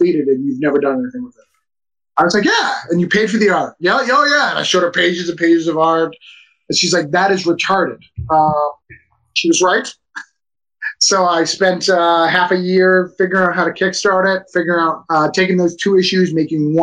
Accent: Rochester, New Hampshire, United States; I'm from Rochester, New Hampshire

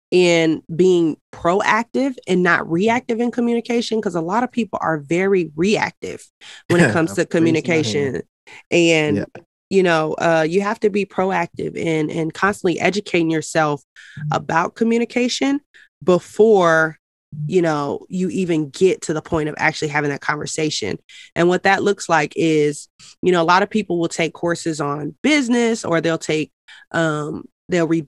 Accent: Denver, Colorado, United States; I grew up in Denver, Colorado

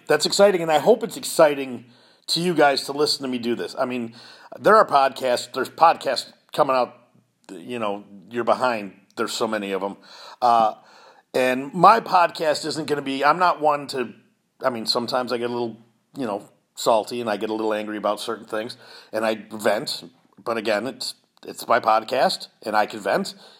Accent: Chicago, Illinois, United States; now in Indiana, United States; I'm originally from Chicago

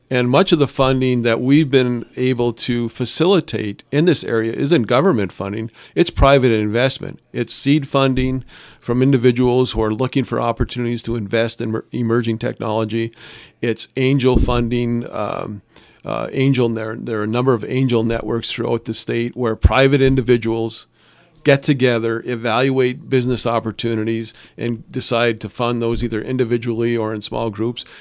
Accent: Calumet, Michigan, United States; I'm born and raised in Calumet

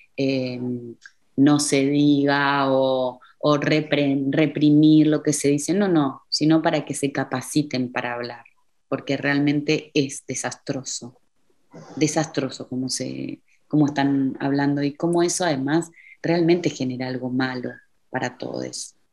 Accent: Argentina; moved away as an adult; now in Berlin, Germany; como argentina

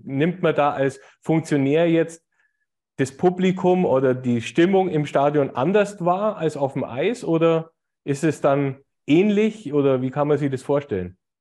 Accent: Augsburg, Bavaria, Germany; wir sind ja aus Augsburg

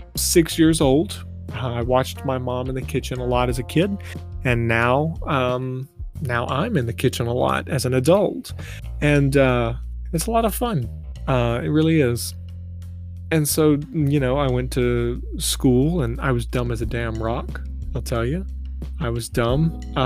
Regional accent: Lake Martin, Alabama, United States; And I grew up on Lake Martin, Alabama, which is a lot of fun. You know, if you've ever grown up on a lake or in a beach town, you kind of understand.

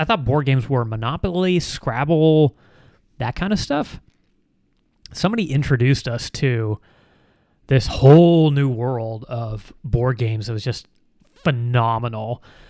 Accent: Canada; Me personally, I'm actually from Canada.

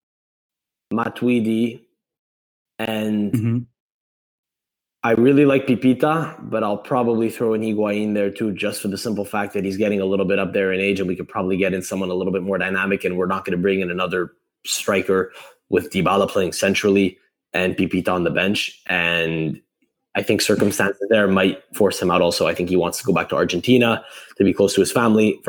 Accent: Montreal, Quebec, Canada; I'm from Montreal

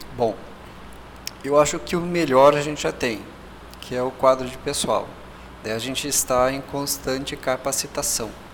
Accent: Brazil; enquanto cientistas brasileiros

